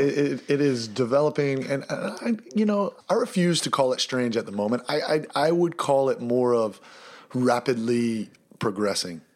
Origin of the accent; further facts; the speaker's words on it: Easley, South Carolina, United States; moved away as an adult; also born or lived in Pelzer, South Carolina / Vancouver, Canada; we're from Easley